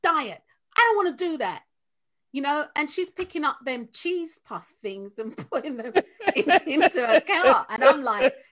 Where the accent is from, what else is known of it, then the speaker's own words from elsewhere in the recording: London, United Kingdom; moved away; I'm from Tottenham. I'm from North London